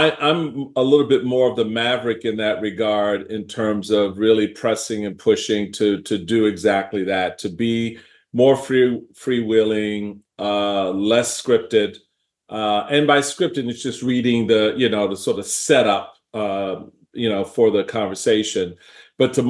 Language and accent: English; Washington, District of Columbia, United States; now in Maryland, United States; I was born here in Maryland at Andrews Air Force Base. I was raised in Washington, D.C., so I'm a native Washingtonian, and spent my entire life growing up there.